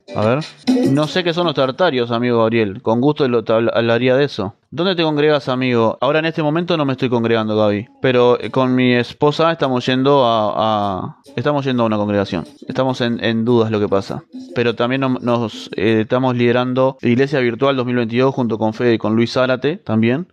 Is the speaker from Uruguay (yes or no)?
yes; Uruguay; acá en Uruguay no tenemos sismos ni terremotos